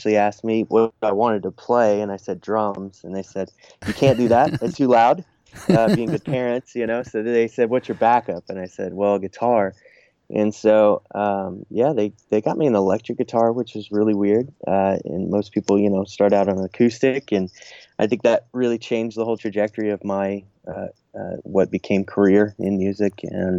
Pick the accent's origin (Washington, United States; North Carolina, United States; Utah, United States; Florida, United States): Washington, United States; also born or lived in Southern California / Nashville, Tennessee; No, I grew up, I was born in Washington State, and then traveled around a little bit. Spent some time in Southern California, and also about 20 years in Nashville, Tennessee.